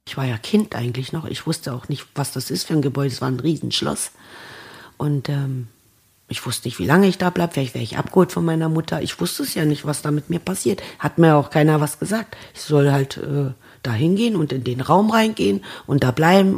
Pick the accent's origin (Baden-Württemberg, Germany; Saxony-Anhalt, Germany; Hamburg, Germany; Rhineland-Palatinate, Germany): Saxony-Anhalt, Germany; Annaburg; Bei uns in Annaburg